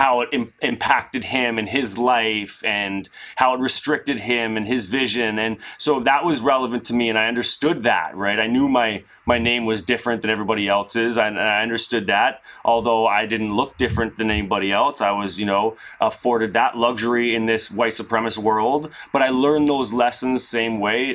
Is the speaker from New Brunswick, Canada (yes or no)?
no; Ontario, Canada; growing up in Canada and having the luxury of being able to go up north and experience the outdoors of Ontario